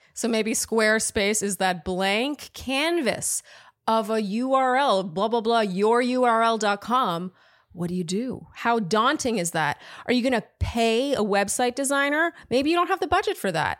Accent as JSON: {"language": "English", "country": "Canada", "said": "I'm Canadian"}